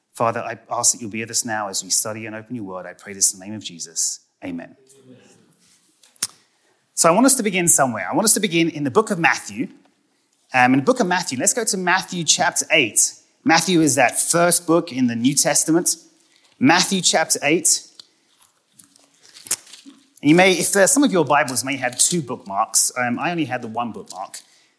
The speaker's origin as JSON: {"language": "English", "country": "United Kingdom", "said": "And if any of you are wondering, I am British and not Australian. And it doesn't matter if you call me either."}